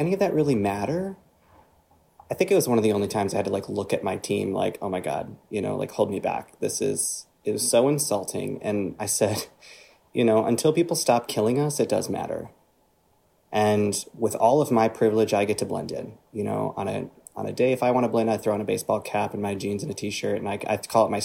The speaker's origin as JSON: {"language": "English", "region": "Northern Michigan", "country": "United States", "tie": "born or raised there", "said": "I grew up in Northern Michigan"}